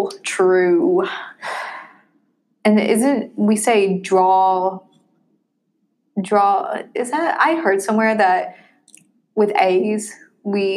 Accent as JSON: {"language": "English", "region": "Tennessee", "country": "United States", "said": "I was from Tennessee specifically"}